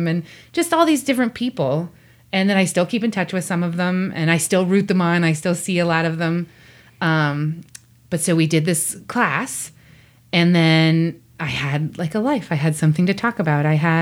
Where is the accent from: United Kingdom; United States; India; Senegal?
United States; Pittsburgh, Pennsylvania; I grew up in Pittsburgh